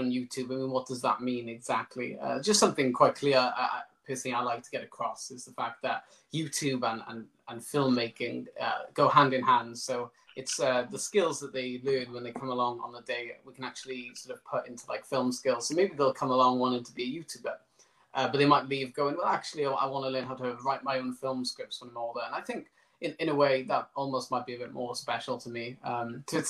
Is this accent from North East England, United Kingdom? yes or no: no; Pencoed, Wales, United Kingdom; I live in Pencode, which is my hometown